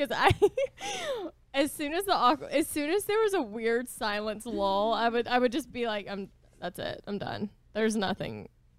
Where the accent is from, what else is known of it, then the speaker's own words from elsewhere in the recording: Boston, Massachusetts, United States; I'm from Boston and I'm just kind of hard.